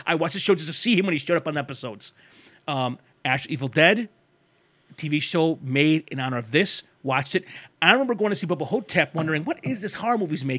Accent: Michigan, United States; I grew up in Michigan, and Raimi gave him his chance to be in movies.

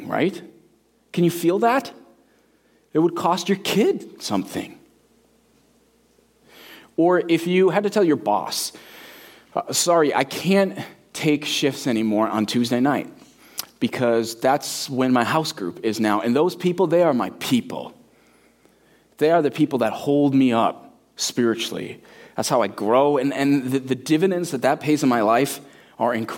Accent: United States; that's where a lot of us really are as American Christians

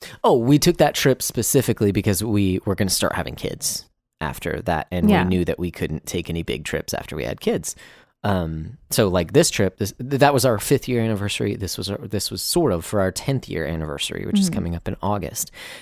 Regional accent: Texas, United States; We're from Texas. You can drive 6 hours in Texas and still be in Texas.

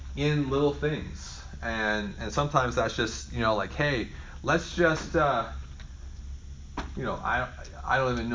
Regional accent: Oregon, United States; moved away; I grew up in Oregon, you go salmon fishing all the time

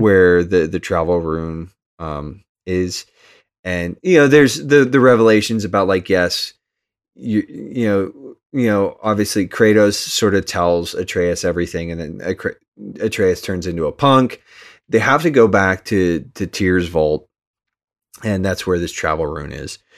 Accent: United States; I'm just American

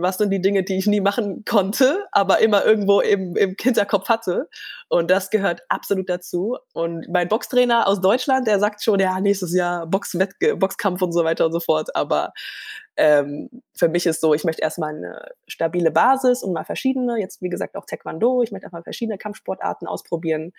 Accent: Gambia; moved away; ich bin aber in Gambia geboren

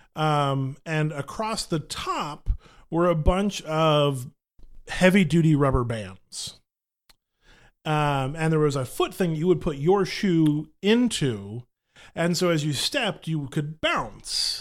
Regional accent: Grapevine, Texas, United States; grew up in the Metroplex. I grew up in Grapevine

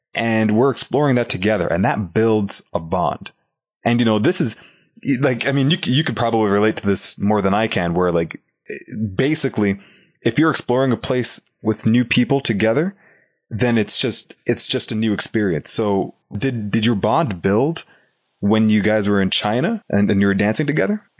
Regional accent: Toronto, Ontario, Canada; my hometown of Toronto, Canada

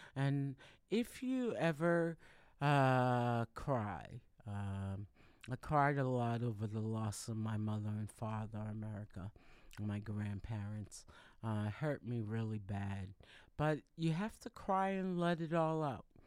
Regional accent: Boston, Massachusetts, United States; I'm located, I'm from Boston, Massachusetts

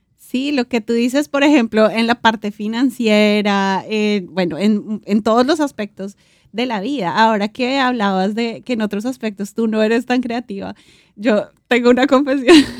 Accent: Colombia; nosotros como colombianos

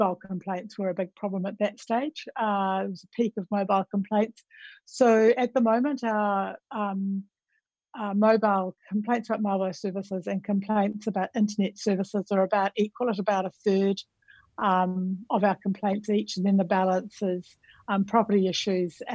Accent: New Zealand; moved away as an adult; now in Australia; My background is I'm from New Zealand, so I also like to start with the greeting in the language of my country, Aotearoa New Zealand

